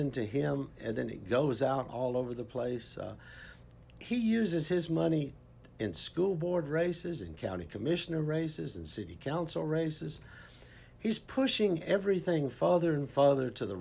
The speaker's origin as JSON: {"language": "English", "town": "Albany", "region": "Georgia", "country": "United States", "moved": "yes", "lives_now": "Texas, United States", "said": "originally I'm from Georgia. Originally from a little town, Albany, Georgia. But I've been in Texas for 35 years now"}